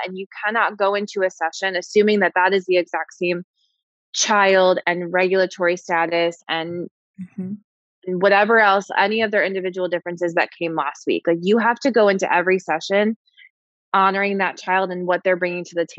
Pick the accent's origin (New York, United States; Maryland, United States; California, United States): New York, United States; I'm a New Yorker